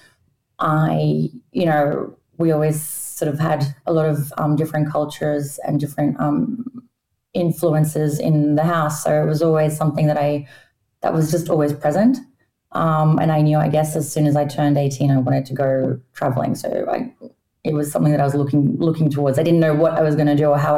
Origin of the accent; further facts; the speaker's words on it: Australia; moved away; I grew up in Australia, obviously. My parents are both Polish, but I spoke Polish at home